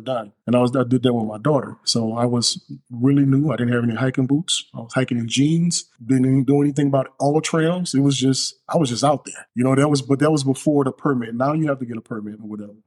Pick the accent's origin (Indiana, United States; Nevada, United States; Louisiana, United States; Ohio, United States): Louisiana, United States; New Orleans; now in Alabama, United States; I'm from New Orleans, of course. So being raised there, you're just surrounded by water all the time